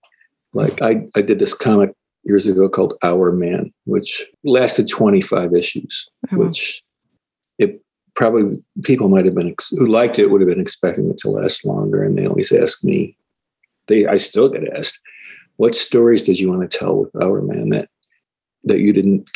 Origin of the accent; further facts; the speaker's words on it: Syracuse, New York, United States; I grew up in Syracuse